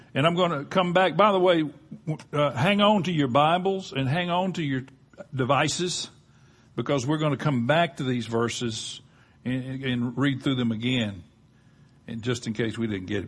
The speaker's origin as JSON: {"language": "English", "region": "Gulf Coast", "country": "United States", "tie": "born or raised there", "said": "growing up on the Gulf Coast"}